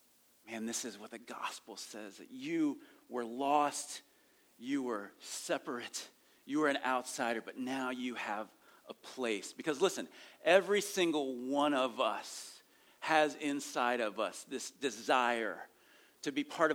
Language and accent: English; rural Ohio, United States; I grew up in rural Ohio